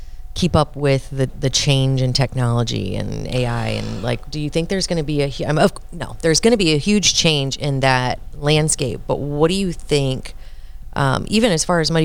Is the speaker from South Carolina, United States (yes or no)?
no; Quincy, Illinois, United States